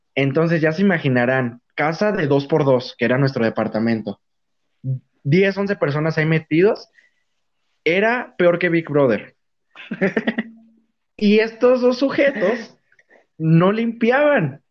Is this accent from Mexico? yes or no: yes; Mexico City, Mexico; moved away; soy chilango